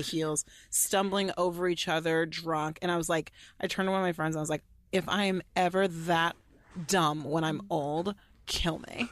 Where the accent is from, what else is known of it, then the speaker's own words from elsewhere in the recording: Allen, Texas, United States; I grew up in Allen, Texas